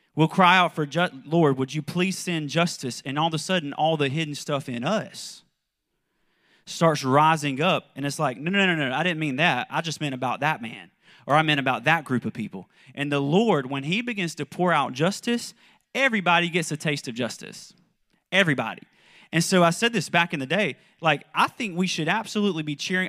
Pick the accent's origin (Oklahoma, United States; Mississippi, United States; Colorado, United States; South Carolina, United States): South Carolina, United States; moved away as an adult; also born or lived in Kentucky; I'm from South Carolina, but, um, we lived in Kentucky for about ten years